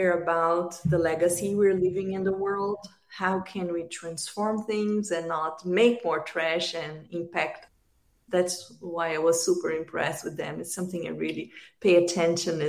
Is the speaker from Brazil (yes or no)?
yes; Brazil; moved away as an adult; also born or lived in United States; now in Australia; I'm originally from Brazil. I moved to the United States 8 years ago.